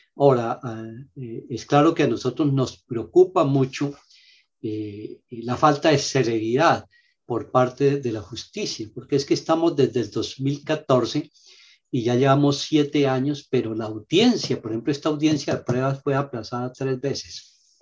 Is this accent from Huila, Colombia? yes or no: yes; Huila, Colombia; solo somos los huilenses